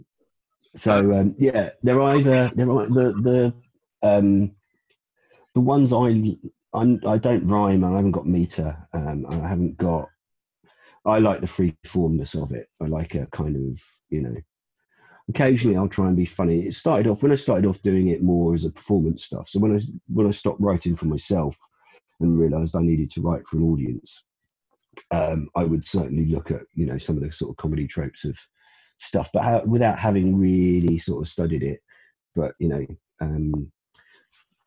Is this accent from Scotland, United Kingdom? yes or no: no; London, United Kingdom; moved away as an adult; also born or lived in Edgware; now in Steyning, United Kingdom; I was born there. I mean, I grew up in Brent and Kingsbury around there